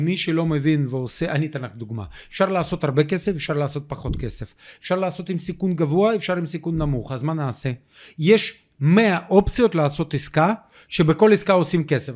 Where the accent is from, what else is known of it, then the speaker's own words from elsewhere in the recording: Ukraine; Hebrew is a second language; moved away as an adult; now in Israel; אני עולה קדש מאוקראינה